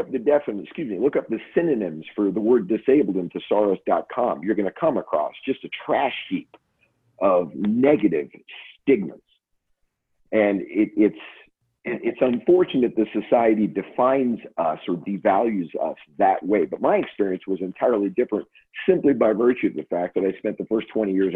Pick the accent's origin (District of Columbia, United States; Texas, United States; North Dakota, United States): North Dakota, United States; Grand Forks; I was born in Grand Forks, North Dakota